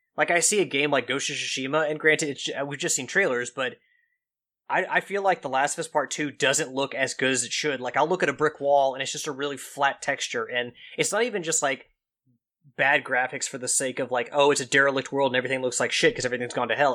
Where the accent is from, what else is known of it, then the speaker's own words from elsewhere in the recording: Kentucky, United States; accent: Kentucky twang; my Kentucky accent, my twang